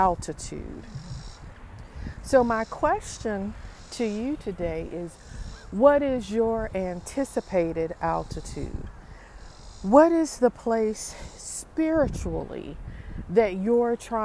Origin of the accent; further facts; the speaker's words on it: Appalachia, United States; I'm from Appalachia